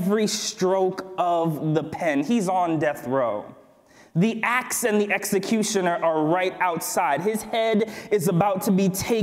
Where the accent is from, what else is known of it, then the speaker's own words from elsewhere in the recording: Berrien Springs, Michigan, United States; I grew up here. Let me talk about my hometown.